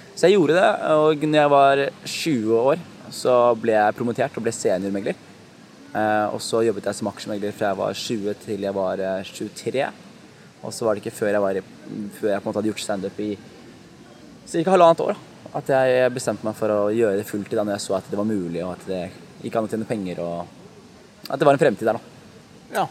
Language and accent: Norwegian; Skien, Telemark, Norway; født og oppvokst i Skien. Eh, fra, fra et sted som heter Gulset i Skien